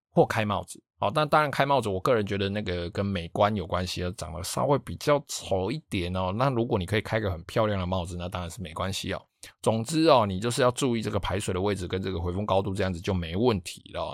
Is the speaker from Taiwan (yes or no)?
yes; Taiwan; 我老家那边，因为他们，我们老家是住在比较靠海边的地方